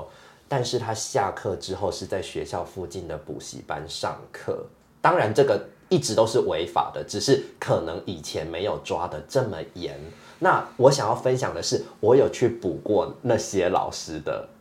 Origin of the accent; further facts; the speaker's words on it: Taiwan; 我从小在台湾长大